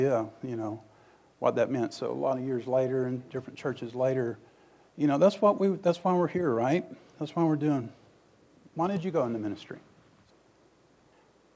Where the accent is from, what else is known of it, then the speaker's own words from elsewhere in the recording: Tupelo, Mississippi, United States; When I grew up in Tupelo, Mississippi